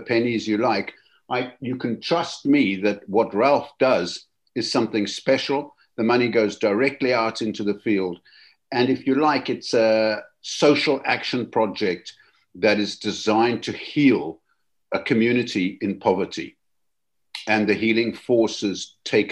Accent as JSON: {"language": "English", "country": "South Africa", "moved": "yes", "lives_now": "Cardiff, United Kingdom", "said": "I'm sitting here in Cardiff, Wales. I come from South Africa originally"}